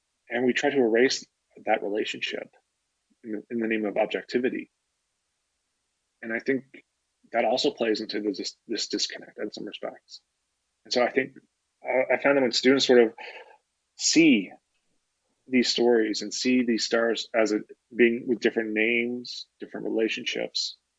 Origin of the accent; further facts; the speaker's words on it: Newfoundland and Labrador, Canada; now in Toronto, Canada; I did not grow up against the Rockies, but I grew up in the Appalachians that go through mm-hmm. Newfoundland